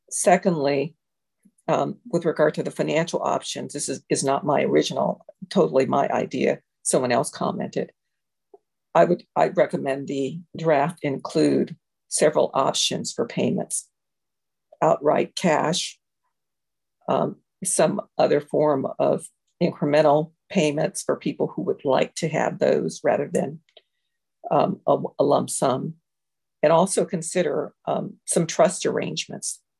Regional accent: San Francisco, California, United States; I grew up in Fillmore uh, Hill, and Hunters Point, Bayview Hunters Point.

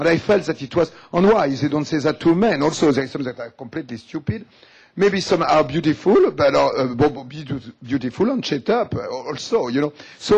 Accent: Algeria; English is a second language; So what I say, I come also from Algeria and I am like you, you know.

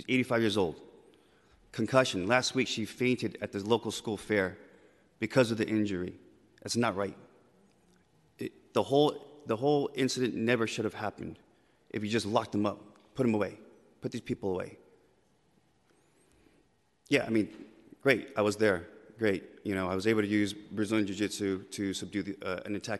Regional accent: San Francisco, California, United States; born and raised here in the city, my wife

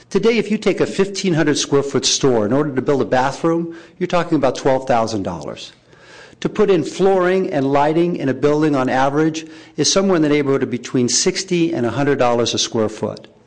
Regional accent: San Francisco, California, United States; I'm also a local San Franciscan born and raised in the Sunset District, and I'm now old enough to remember when there was five grocery stores within three blocks between 32nd and 28th Avenue.

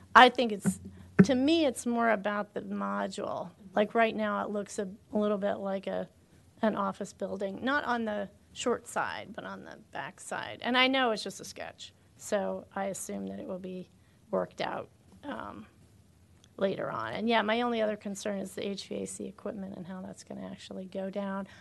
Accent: Bethesda, Maryland, United States; I grew up in Bethesda

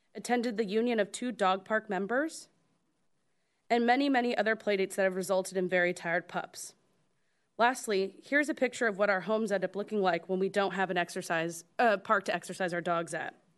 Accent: Kirkland, Washington, United States; I was born and raised in Kirkland

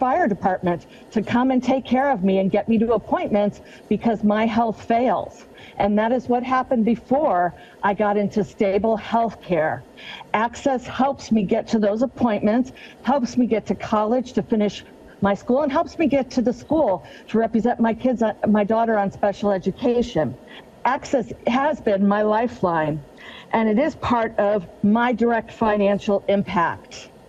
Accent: Shoreline, Washington, United States; I'm from the Ballinger neighborhood, and I represent this area in City or County Council

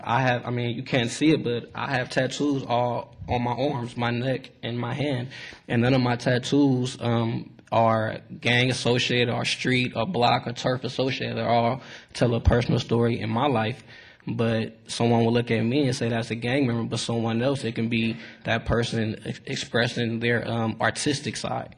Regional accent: Richmond, California, United States; I grew up in the city of Richmond, right across the Bay Bridge

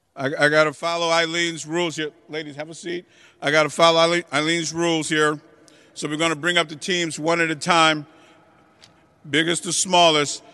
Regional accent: San Francisco, California, United States; I'm not from the Bayview, I'm from the Western Addition

